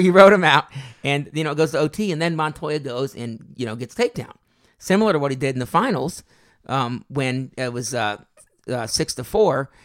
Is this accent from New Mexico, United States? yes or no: yes; Albuquerque, New Mexico, United States; I was born in New Mexico, Albuquerque